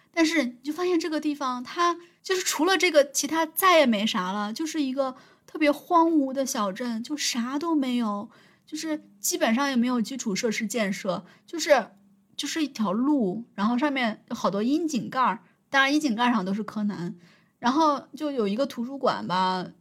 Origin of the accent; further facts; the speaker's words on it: Henan, China; accent: Henan dialect; 我说普通话，我说河南话